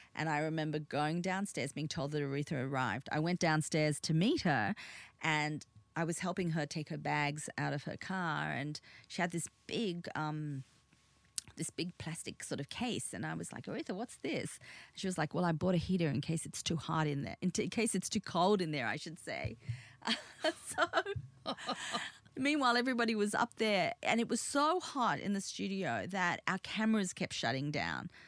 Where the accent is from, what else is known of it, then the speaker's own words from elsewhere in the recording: Sydney, New South Wales, Australia; English is a second language; also born or lived in Korea / Busan / Victoria; as a little girl growing up on the North Shore of Australia, you know, in Sydney, in Australia